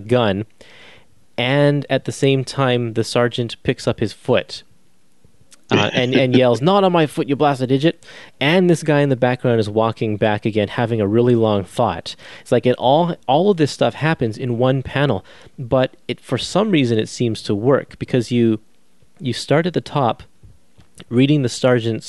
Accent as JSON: {"language": "English", "country": "Canada", "said": "me as a Canadian, I don't learn about the American side of World War II in history class"}